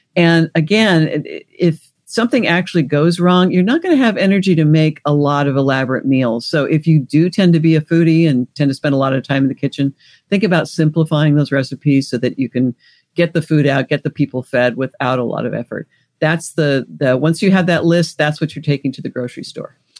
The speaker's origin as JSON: {"language": "English", "region": "Washington", "country": "United States", "tie": "born or raised there", "also_born_or_lived": "Alaska", "moved": "yes", "lives_now": "Los Angeles, United States", "said": "I grew up in Washington State, lived in Alaska. I'm now in California"}